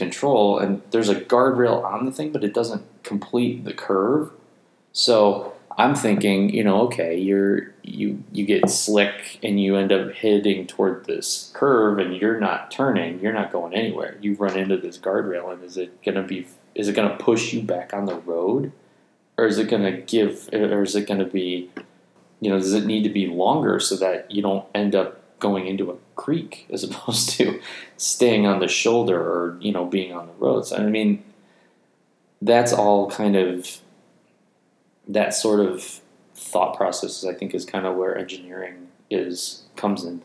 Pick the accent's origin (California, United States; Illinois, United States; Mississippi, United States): Illinois, United States; Chicago; we're from Chicago